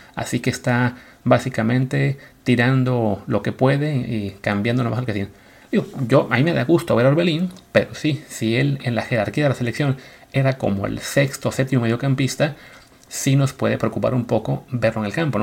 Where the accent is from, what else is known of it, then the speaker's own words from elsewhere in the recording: Mexico; como mexicano